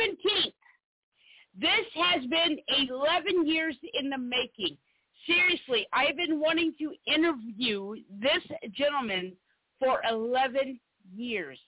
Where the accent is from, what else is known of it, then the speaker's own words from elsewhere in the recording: South Carolina, United States; I'm from South Carolina